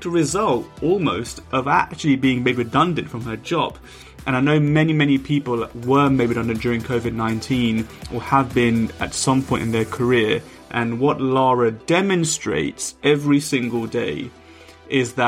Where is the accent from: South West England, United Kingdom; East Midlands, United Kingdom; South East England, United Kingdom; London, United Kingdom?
London, United Kingdom; growing up in London, and my brother would take me on the big red double-decker buses